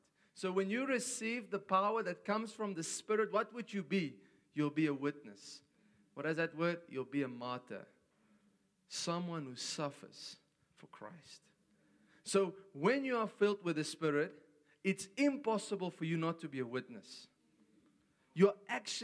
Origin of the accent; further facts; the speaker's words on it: South Africa; I come from South Africa